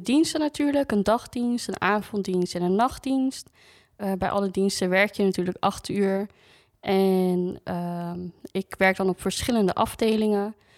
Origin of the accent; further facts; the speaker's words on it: Groningen, Netherlands; moved away; ik kom oorspronkelijk uit Groningen